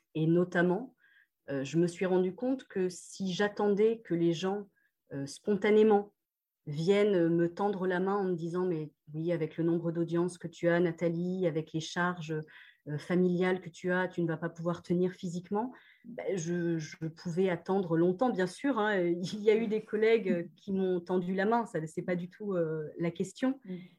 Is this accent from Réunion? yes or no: yes; Réunion; moved away as an adult; also born or lived in Lens, France / Australia; alors donc j'ai grandi à La Réunion jusqu'à 18 euh, ans. En fait, je suis née à Lens